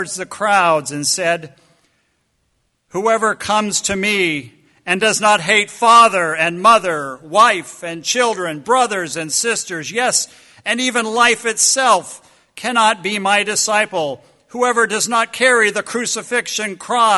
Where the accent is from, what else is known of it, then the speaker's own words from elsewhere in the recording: United States; American followers of the way